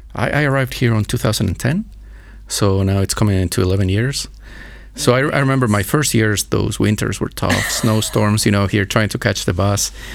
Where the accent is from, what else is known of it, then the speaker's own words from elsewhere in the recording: Ecuador; also born or lived in Pittsburgh, Pennsylvania, United States; now in Bratislava, Slovakia; I'm from Ecuador, but I'm from the mountainous area